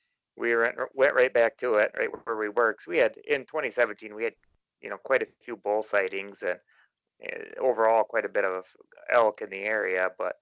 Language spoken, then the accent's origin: English; West Central Wisconsin, United States; I'm from West Central Wisconsin, and I'm going on 40 years old